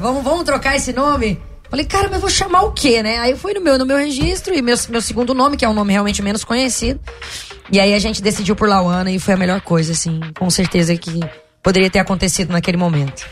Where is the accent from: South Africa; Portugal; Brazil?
Brazil; Araguaína, Tocantins; moved away; also born or lived in Goiânia, Goiás; eu saí de Goiânia, fui pro Tocantins, e fui criada lá no estado.